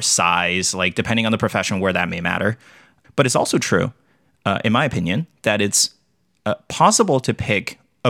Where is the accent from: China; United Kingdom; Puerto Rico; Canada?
China; moved away as an adult; now in United States; I grew up in China